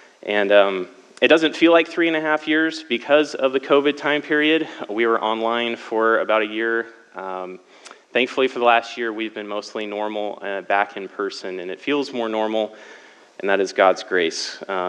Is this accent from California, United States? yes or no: no; Lafayette, Indiana, United States; So I'm not originally from Cali. I would consider myself mostly from the Midwest. My family moved around a lot because my dad was in the Army. However, he retired from that. We settled in Lafayette, Indiana, when I was 11.